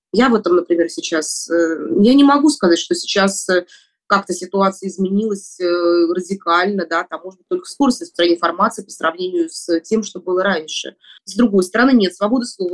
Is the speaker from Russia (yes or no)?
yes; Moscow, Russia; я родилась и живу в Москве